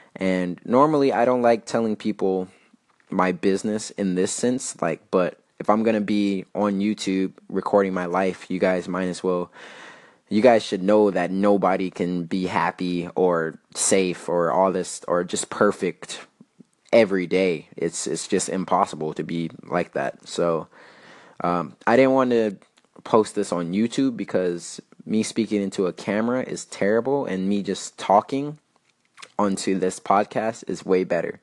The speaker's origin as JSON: {"language": "English", "town": "El Paso", "region": "Texas", "country": "United States", "tie": "born or raised there", "moved": "as an adult", "said": "I left um, my hometown in El Paso"}